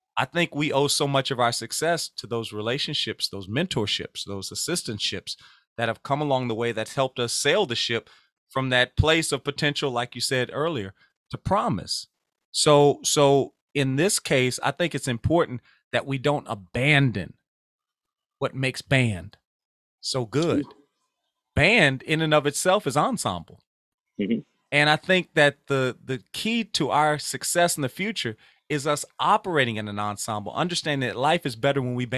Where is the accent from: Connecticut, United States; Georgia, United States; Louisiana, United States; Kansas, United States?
Louisiana, United States; I'm from Louisiana